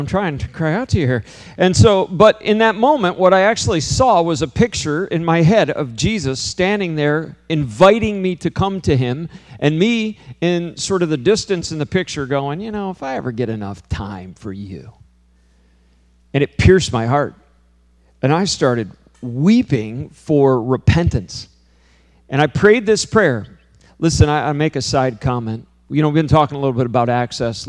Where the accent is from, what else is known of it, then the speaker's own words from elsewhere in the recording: Hyde Park, New York, United States; I grew up in upstate New York, too, you know, in Poughkeepsie area. I grew up in Hyde Park, New York